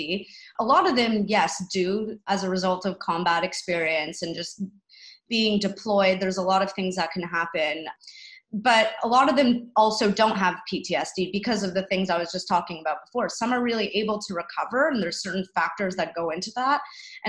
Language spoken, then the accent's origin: English; Canada; as a Canadian